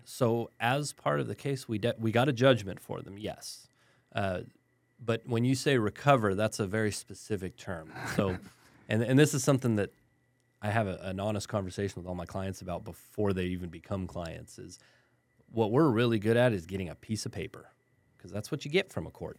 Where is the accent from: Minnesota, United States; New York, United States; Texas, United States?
Texas, United States; El Paso; moved away; also born or lived in Germany / Southern New Mexico / San Antonio; I grew up in West Texas in El Paso